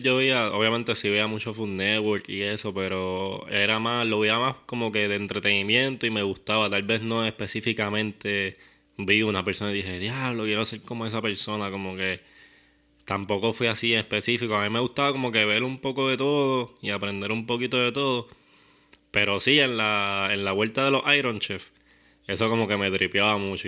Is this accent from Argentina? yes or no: no; Guaynabo, Puerto Rico; yo soy de Guaynabo, pero del área de campo. Yo criaba conejos con papi.